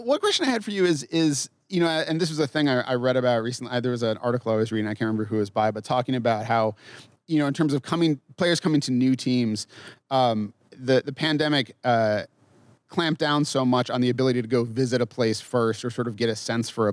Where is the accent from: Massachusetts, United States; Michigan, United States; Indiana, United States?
Massachusetts, United States; now in Minnesota, United States; I grew up in Massachusetts, and when I moved to Minnesota